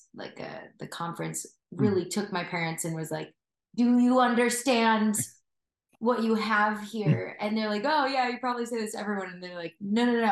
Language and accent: English; Wisconsin, United States; moved away as an adult; now in Nashville, United States; I come from Wisconsin originally